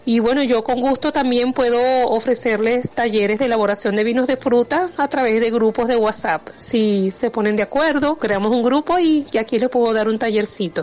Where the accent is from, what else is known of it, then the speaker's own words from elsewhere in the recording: Aragua, Venezuela; now in Valle de la Pascua, Venezuela; yo soy de Aragua, ¿no? Y pero ya tengo 20 años aquí en, en el estado Guárico en Valle de la Pascua.